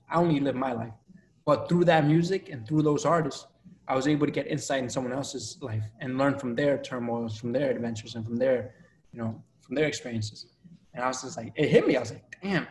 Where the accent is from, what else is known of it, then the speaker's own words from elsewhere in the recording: Revere, Massachusetts, United States; also born or lived in Colombia; I grew up in Revere